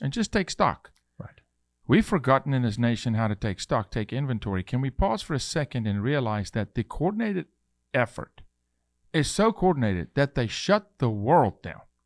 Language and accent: English; South Africa; I'm a South African male